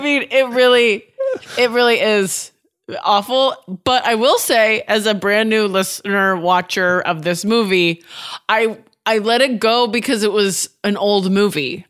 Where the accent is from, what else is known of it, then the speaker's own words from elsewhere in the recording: Oregon, United States; also born or lived in Washington; I grew up in Washington and Oregon.